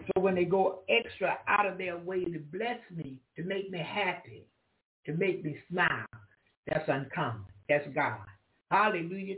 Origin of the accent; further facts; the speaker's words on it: the South, United States; I'm from the South